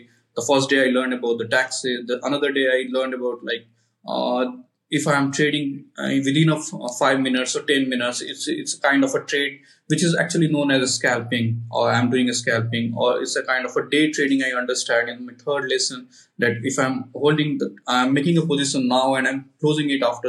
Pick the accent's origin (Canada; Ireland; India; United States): India; I'm from India